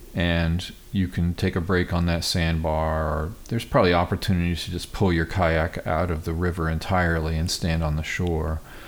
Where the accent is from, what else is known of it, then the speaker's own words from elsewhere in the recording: United States; I grew up near Kansas City